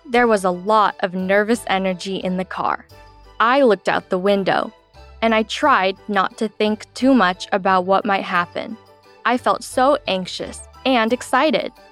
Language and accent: English; China; born there; When I was four years old, my mom and dad told me that I was from China.